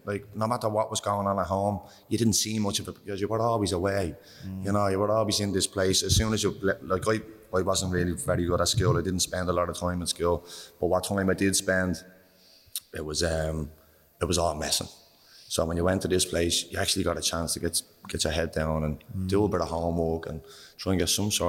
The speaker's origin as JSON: {"language": "English", "town": "Dublin", "region": "Leinster", "country": "Ireland", "tie": "born or raised there", "also_born_or_lived": "Birmingham, United Kingdom", "said": "I'm 33 in September. I was born in Birmingham. I grew up around the inner city, a place called Ormond Square, just off Caper Street. Lived there till I was about 10, 11 years of age"}